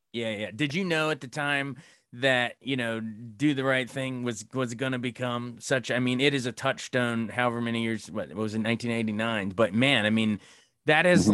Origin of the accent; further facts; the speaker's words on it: Frederick, Maryland, United States; my hometown of Frederick, Maryland